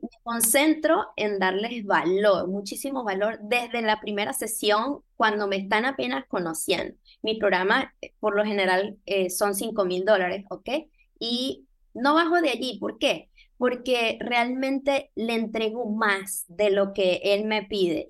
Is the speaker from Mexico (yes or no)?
no; Venezuela; moved away as an adult; now in Panama City, Panama; soy venezolana eh, y tengo años en este país, tengo 16 años en Panamá.